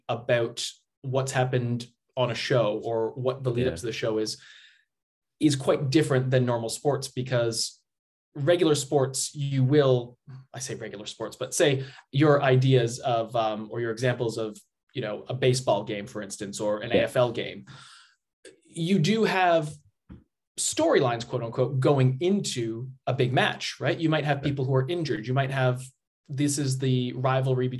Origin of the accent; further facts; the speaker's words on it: Canada; moved away as an adult; also born or lived in Australia; I'm from Canada originally.